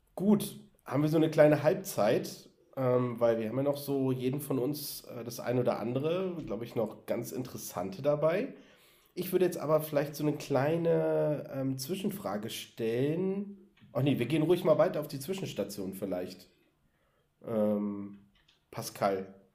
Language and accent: German; Berlin, Germany; ich bin ja in Berlin zur Schule gegangen